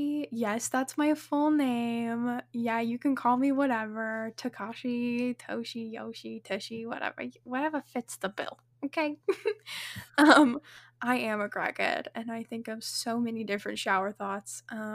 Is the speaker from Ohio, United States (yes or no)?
no; Washington, United States; also born or lived in New Mexico; now in Texas, United States; I'm from Washington, where I met Whitley, and I was born in New Mexico.